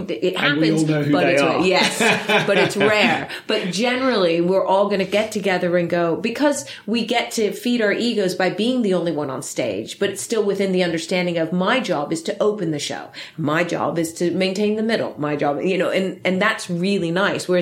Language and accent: English; Netherlands; now in United Kingdom; I'm Filipino-German, but born in the UK, raised in Holland